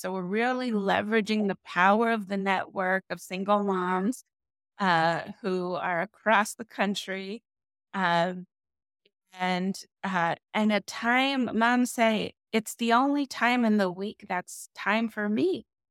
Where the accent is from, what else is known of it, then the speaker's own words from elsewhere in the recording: Southern California, United States; moved away as an adult; now in Las Vegas, United States; I'm originally from California, from Sou-, Southern California